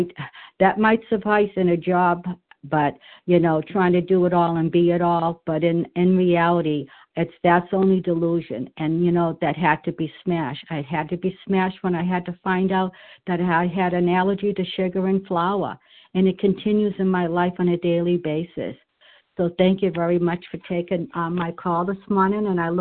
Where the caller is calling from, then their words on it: New Hampshire, United States; I'm calling from New Hampshire.